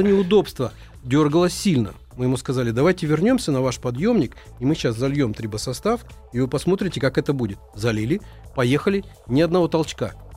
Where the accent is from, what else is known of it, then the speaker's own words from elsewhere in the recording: Moscow, Russia; мы, москвичи